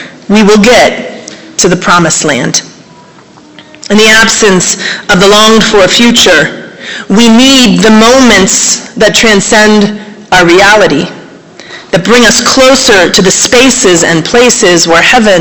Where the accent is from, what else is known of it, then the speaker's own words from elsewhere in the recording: South Florida, United States; also born or lived in Wisconsin; now in Asheville, United States; I grew up in South Florida